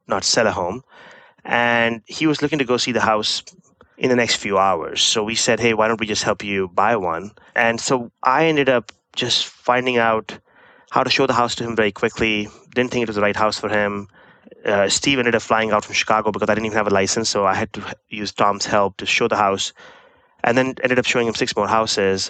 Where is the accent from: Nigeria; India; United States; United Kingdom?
India; moved away as an adult; I grew up in India, did my undergraduate from one of the IITs